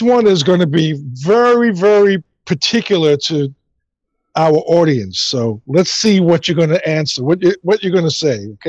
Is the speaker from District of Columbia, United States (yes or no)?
no; New York City, New York, United States; I'm from New York. I'm from Brooklyn